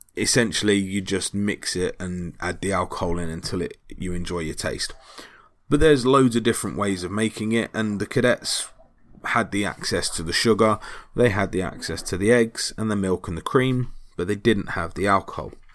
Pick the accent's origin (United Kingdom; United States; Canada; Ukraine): United Kingdom